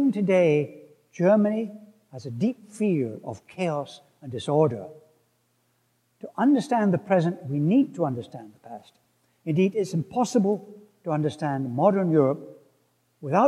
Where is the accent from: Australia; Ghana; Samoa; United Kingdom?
United Kingdom; Scotland; where I come from, Scotland